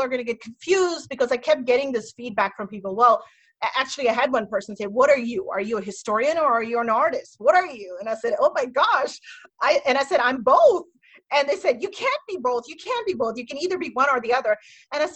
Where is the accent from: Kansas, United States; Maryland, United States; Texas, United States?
Maryland, United States; Metro DC area; moved away as an adult; now in Indiana, United States; I'm here in my hometown, I guess I'm in Maryland